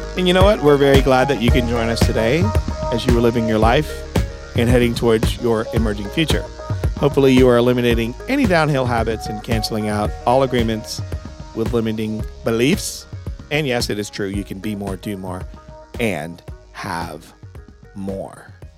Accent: Connecticut, United States; now in Greenville, United States; I'm from Connecticut.

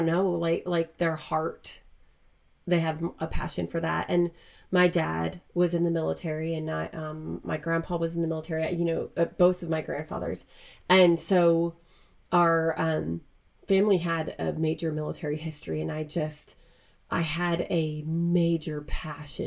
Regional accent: Pennsylvania, United States; I'm from Pennsylvania

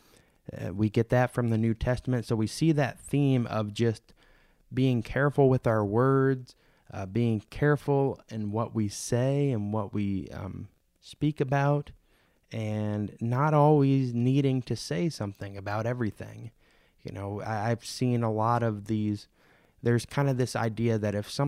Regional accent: St. Louis, Missouri, United States; moved away; my pastor from my hometown congregation in St. Louis

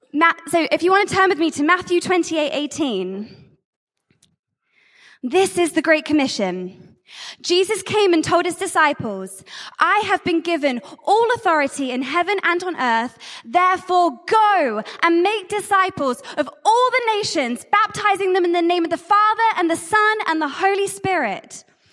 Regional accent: Jersey; I'm from Jersey, and I'm the Catch the Fire Global Director of Missions.

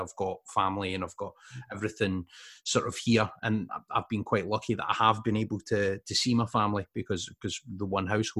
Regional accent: Scotland, United Kingdom; me being a Scot myself

